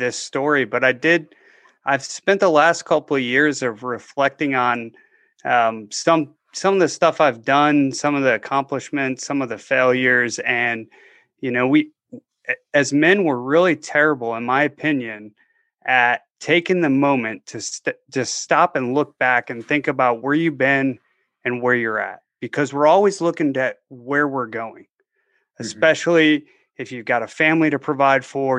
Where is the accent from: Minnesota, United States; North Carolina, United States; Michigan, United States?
Michigan, United States; just outside of Detroit; now in Tampa, United States; I grew up just outside of Detroit.